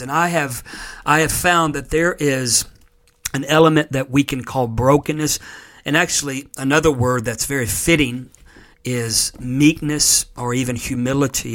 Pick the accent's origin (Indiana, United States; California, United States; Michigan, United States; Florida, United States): Florida, United States; moved away; being a native of Florida